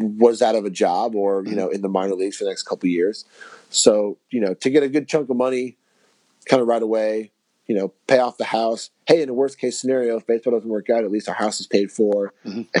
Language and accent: English; South Florida, United States; I'm from South Florida, so the heat doesn't bother me in the summer